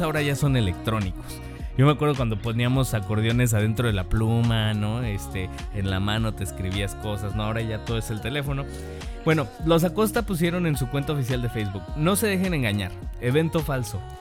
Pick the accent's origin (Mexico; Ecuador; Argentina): Mexico; como buen mexicano